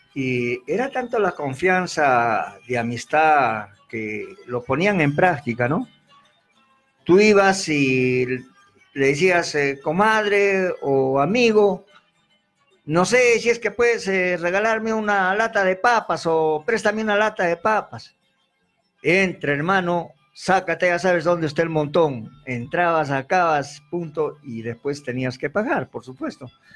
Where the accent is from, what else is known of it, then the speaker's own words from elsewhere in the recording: Arequipa, Peru; nuestra tierra arequipeña